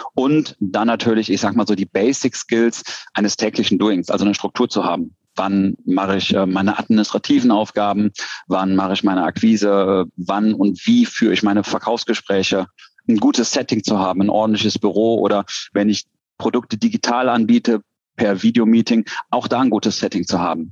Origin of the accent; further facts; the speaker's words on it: Cologne, North Rhine-Westphalia, Germany; Ich komme aus Köln